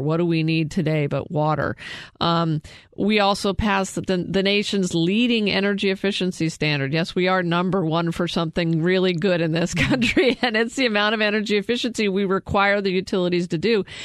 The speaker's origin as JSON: {"language": "English", "town": "Prescott", "region": "Arizona", "country": "United States", "tie": "born or raised there", "said": "my hometown of Prescott"}